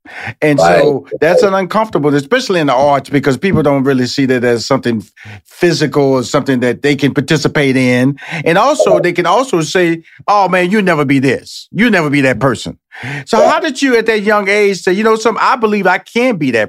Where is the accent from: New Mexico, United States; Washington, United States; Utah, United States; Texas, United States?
Texas, United States; You didn't come from Montana. I was born and raised in Texas.